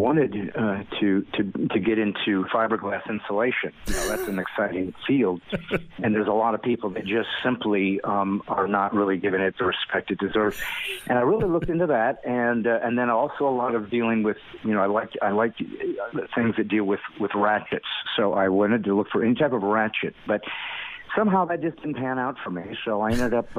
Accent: California, United States; also born or lived in Indiana, United States; now in Nashville, United States; we moved when I was 9 to California, and I spent most of my life there

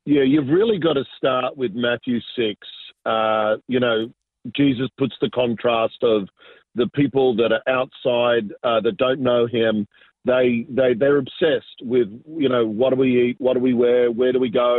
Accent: Sydney, New South Wales, Australia; also born or lived in Argentina; I was born in uh, Argentina, so I'm South American, but uh, immigrated when I was very young, and really uh, grew up in Southwest Sydney. Uh, in a beautiful little suburb called Ingleburn, so that's that's where I grew up

